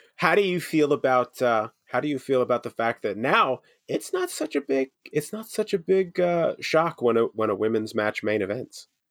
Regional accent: United States; as an American

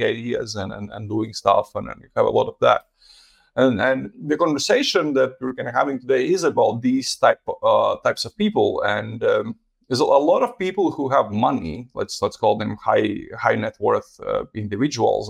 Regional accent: Latvia; moved away; I'm originally from Latvia

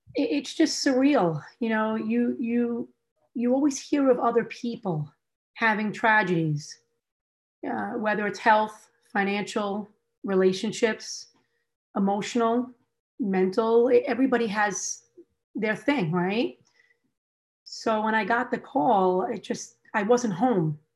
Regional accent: New York, United States; I was born and raised in New York.

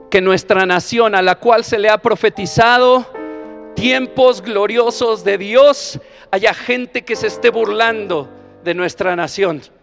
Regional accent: Mexico; No puede escasear el agua en mi nación

